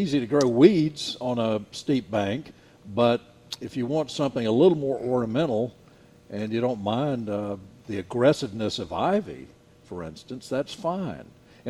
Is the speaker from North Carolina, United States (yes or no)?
yes; Nash County, North Carolina, United States; I grew up in Nash County